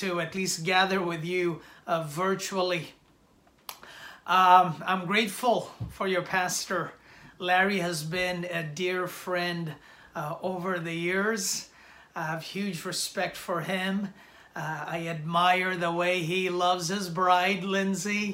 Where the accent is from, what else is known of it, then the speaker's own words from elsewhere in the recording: India; moved away as an adult; now in New York City, United States; I was born and raised in India the first 20 years of my life